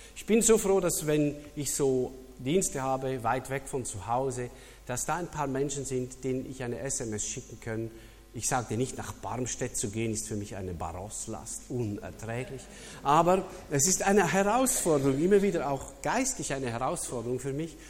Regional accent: Switzerland; als Schweizer

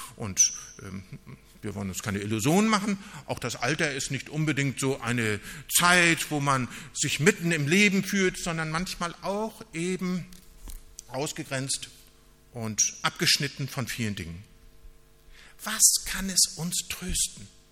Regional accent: Northern Germany, Germany; wir als Norddeutsche, wir sind eher so nüchterne Leute

